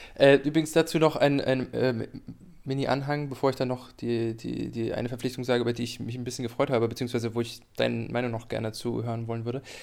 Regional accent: Greifswald, Mecklenburg-Vorpommern, Germany; das äh, mein Heimatort ist

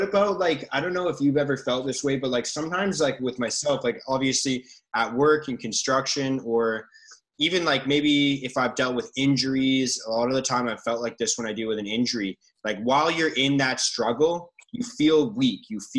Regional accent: Richmond, London, United Kingdom; I grew up in Richmond, so I grew up playing for Richmond Rugby Club, would host the opposing team at your clubhouse. So we were sponsored by a little pub in Richmond

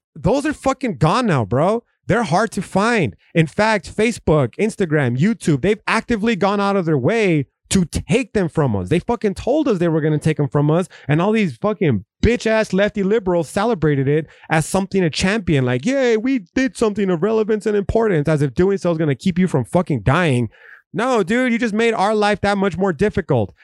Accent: United States; we as an American people

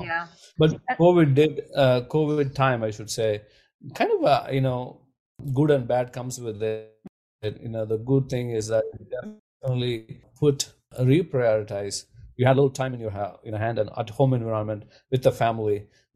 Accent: India; growing up in India

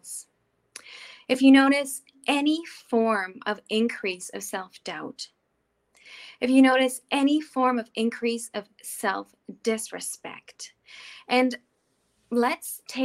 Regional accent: the Prairies, Canada; now in Switzerland; I grew up in the prairies in Canada

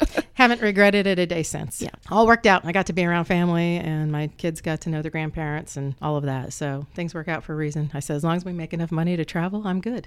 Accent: Muncie, Indiana, United States; also born or lived in Lake County, Indiana; my father came to Ball State to work on his EDD, his doctorate. And so we moved down here

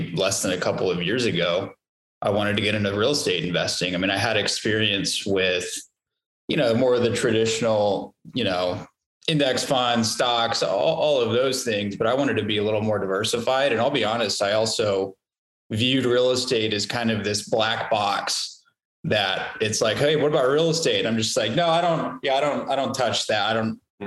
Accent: Roswell, New Mexico, United States; moved away as an adult; also born or lived in Lubbock, Texas / Dallas, Texas; now in Austin, United States; I'm actually originally from Roswell, New Mexico. That's where I grew up.

